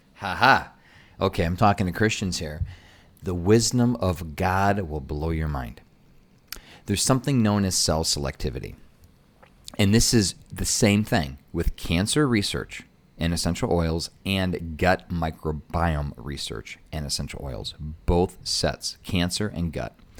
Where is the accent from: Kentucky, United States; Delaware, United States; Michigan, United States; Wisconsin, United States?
Michigan, United States; I'm from Michigan, so we call it pop